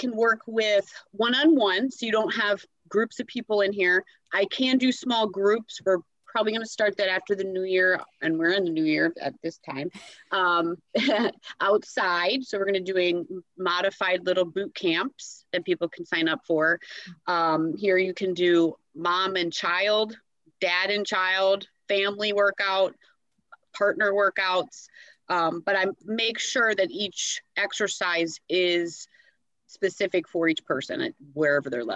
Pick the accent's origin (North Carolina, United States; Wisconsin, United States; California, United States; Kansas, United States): Wisconsin, United States; Milwaukee; moved away as an adult; also born or lived in Jackson / Tampa Bay, Florida; now in Dunedin, United States; I'm actually from Wisconsin originally. A lot of my family's still up there being very cold. But I kind of threw out when I was about 18, 19 years old